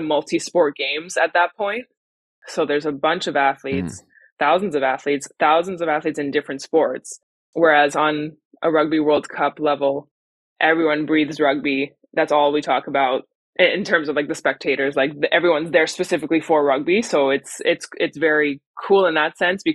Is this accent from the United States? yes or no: no; Montreal, Quebec, Canada; now in Victoria, Canada; I'm from Montreal originally.